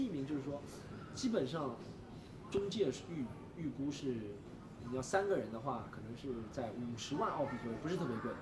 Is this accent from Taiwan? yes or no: no; Shanghai, China; 因为我是上海的关系，我没有从外地人变成上海人